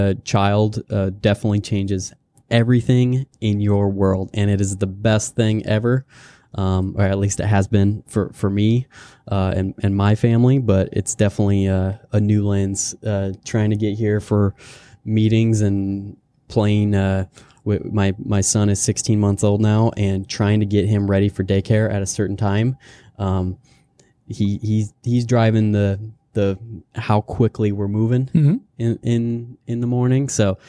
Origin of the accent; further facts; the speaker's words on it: River Falls, Wisconsin, United States; also born or lived in Wyoming / Kansas / North Carolina; Born in Wyoming, had stints in Kansas and Platteville, Wisconsin, and North Carolina. Went to Selma Middle School and High School in River Falls, Wisconsin.